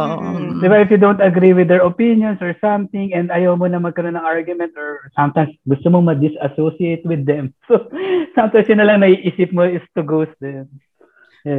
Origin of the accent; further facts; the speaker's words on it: Philippines; moved away; as a Filipino